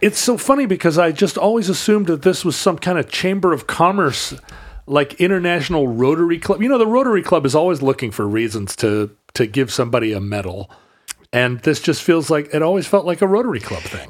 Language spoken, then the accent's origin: English; Wales, United Kingdom; I am a Welshman